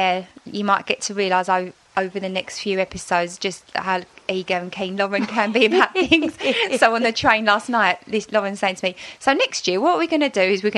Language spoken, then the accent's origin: English; London, United Kingdom; we're both from London or live near London now.